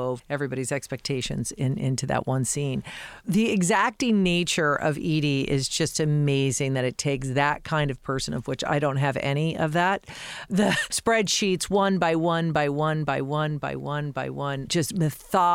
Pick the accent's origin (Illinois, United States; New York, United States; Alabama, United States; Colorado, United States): Colorado, United States; Denver; I grew up in Colorado